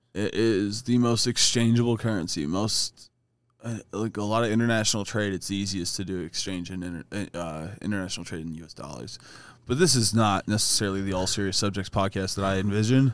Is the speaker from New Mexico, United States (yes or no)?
no; Ohio, United States; now in Colorado, United States; Adam and I, being from Ohio